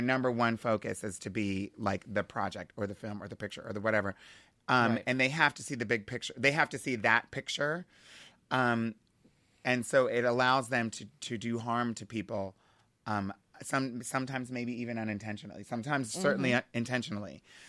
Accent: Hershey, Pennsylvania, United States; And I'm from Hershey, so that was like special for us.

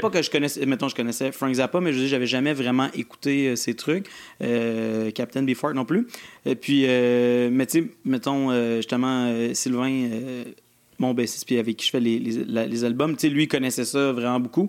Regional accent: Granby, Quebec, Canada; born or raised there

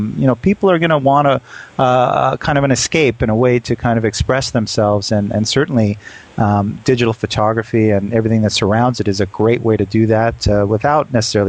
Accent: Canada; now in New York, United States; You know, I'm Canadian. I know what snowstorm is.

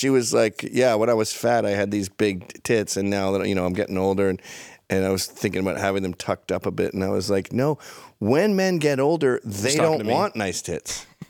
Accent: Scotland, United Kingdom; as a Scottish man

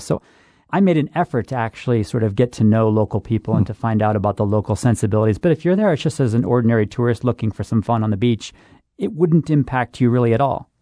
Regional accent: Buffalo, New York, United States; I'm from Buffalo too, Rick. So I'm I'm a Buffalo, New York boy

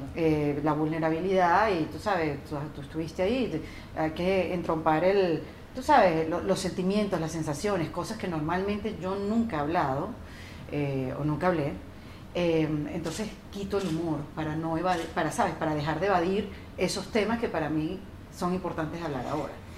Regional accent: Venezuela; como venezolano

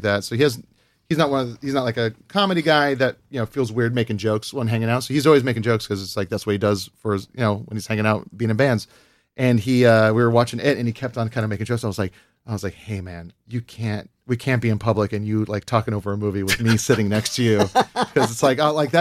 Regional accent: Hawaii, United States; I grew up in Hawaii

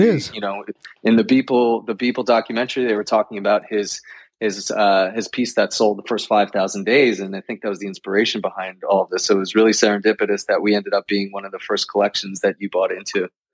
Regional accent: New York, United States; born and raised in New York

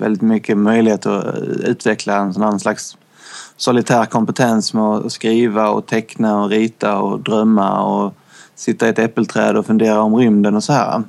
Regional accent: northwestern Skåne, Sweden; Vi bodde i en lite, väldigt liten kustby i nordvästra Skåne. Det var typ fyra hus som jag minns det, när man var liten

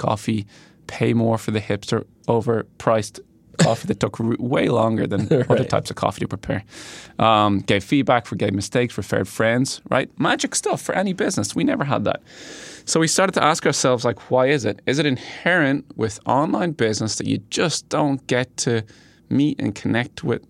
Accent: Ireland; moved away as an adult; I am from Ireland

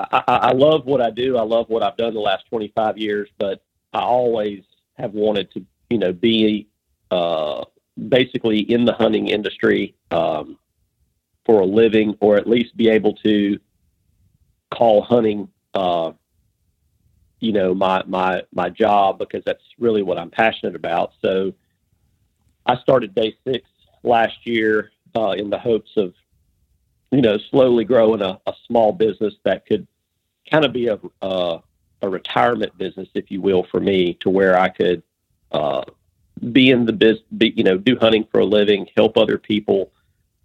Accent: lower Alabama, United States; I was born and raised in Alabama, or L.A., lower Alabama.

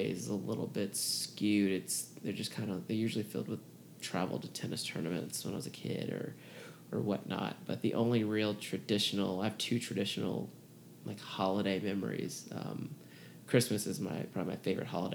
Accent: Atlanta, Georgia, United States; also born or lived in Baton Rouge, Louisiana; I lived there until I was six and then moved to Atlanta. So, I mean, Atlanta is home, but I was born in Baton

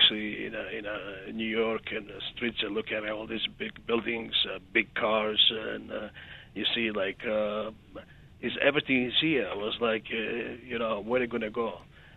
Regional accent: Montenegro; moved away; Well, since we're coming from Montenegro, former

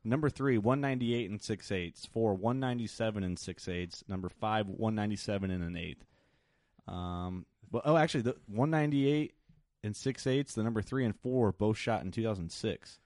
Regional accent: Illinois, United States; I'm from Illinois

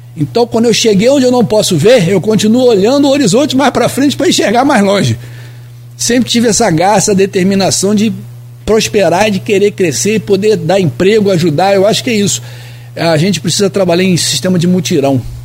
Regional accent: Rio de Janeiro, Brazil; now in Campos dos Goytacazes, Brazil; eu sou carioca, vim do Rio de Janeiro, nasci na beira de um, de um morro lá no, no Lins de Vasconcelos, no Meia

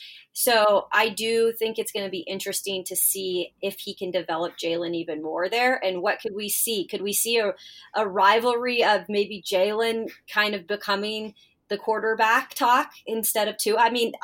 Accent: West Coast, United States; moved away; because I am from the West Coast

